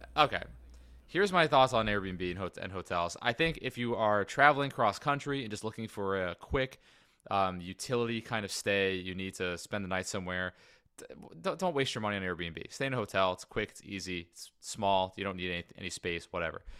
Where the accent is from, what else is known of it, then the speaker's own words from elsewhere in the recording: United States; I'm American